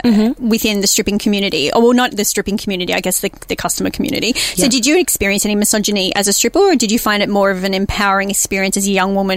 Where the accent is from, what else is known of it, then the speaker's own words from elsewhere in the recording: Mackay, Queensland, Australia; I grew up in Mackay.